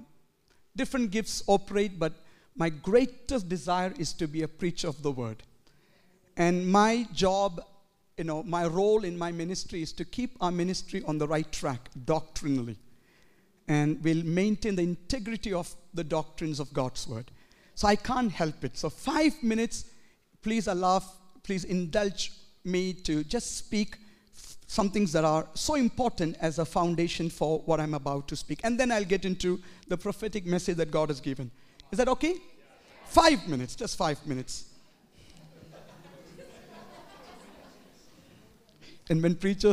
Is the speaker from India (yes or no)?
yes; India; moved away as an adult; now in Edmonton, Canada; as a young man growing up in India